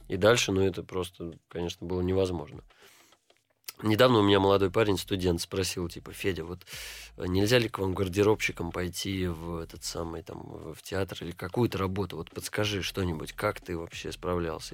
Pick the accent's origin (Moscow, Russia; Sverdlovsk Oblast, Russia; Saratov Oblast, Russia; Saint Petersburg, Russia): Saint Petersburg, Russia; also born or lived in Jerusalem, Israel; Я из Петербурга.